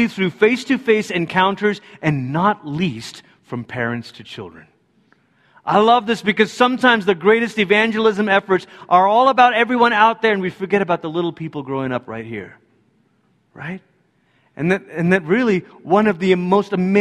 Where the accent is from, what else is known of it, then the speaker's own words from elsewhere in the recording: United States; as American Christians